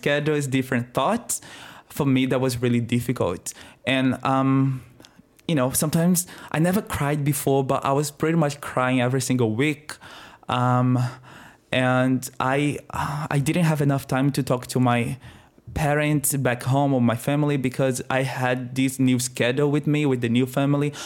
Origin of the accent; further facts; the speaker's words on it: Northeast Region, Brazil; accent: Brazilian; moved away as an adult; also born or lived in Adelaide, Australia; now in Australia; I am Brazilian. I am twenty-seven years old. I am from the northeast of Brazil